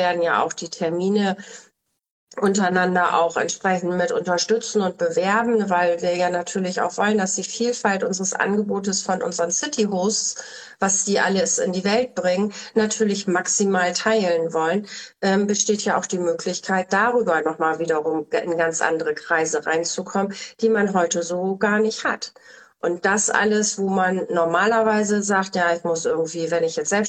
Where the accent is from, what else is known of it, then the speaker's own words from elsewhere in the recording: Bremen, Germany; born there; Ich komme ja aus Bremen gebürtig.